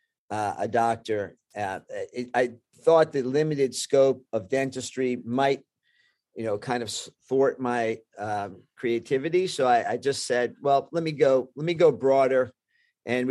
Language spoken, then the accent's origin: English; New York, United States; also born or lived in Bronx; I was born in Manhattan. We were in the Bronx at the time.